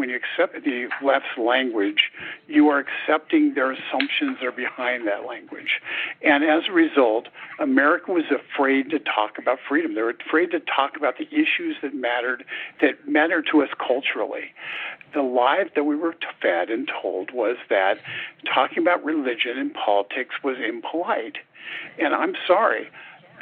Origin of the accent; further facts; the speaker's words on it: Riverside County, Southern California, United States; I grew up in Southern California, did in a more rural part out in Riverside County primarily